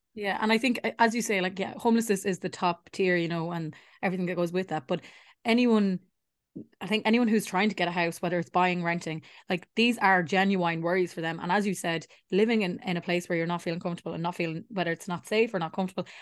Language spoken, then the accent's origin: English; Ireland; as Irish people